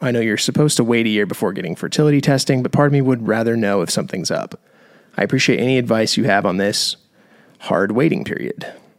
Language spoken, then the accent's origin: English; the South, United States; I grew up in the Bible Belt, where I was taught you'll get pregnant just by having sex.